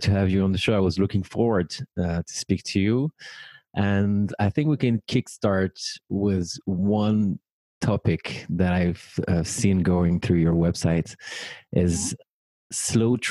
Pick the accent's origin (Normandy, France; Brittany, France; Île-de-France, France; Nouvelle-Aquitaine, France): Île-de-France, France; Paris; born or raised there